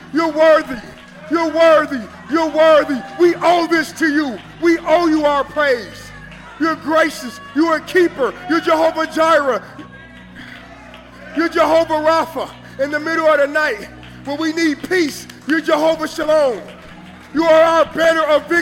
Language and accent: English; Kansas City, Missouri, United States; I'm from Kansas City.